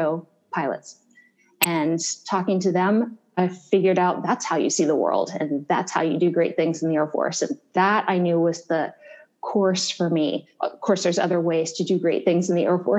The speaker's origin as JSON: {"language": "English", "town": "Columbus", "region": "Ohio", "country": "United States", "tie": "born or raised there", "said": "I'm from Columbus, Ohio, born and raised"}